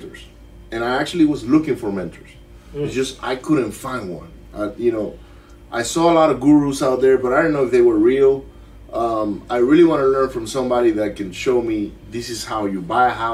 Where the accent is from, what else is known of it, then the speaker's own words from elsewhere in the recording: Maracaibo, Zulia, Venezuela; English is a second language; moved away as an adult; also born or lived in Miami; now in Katy, United States; I grew up in Venezuela, Maracaibo, which is a city where every kid gets bullied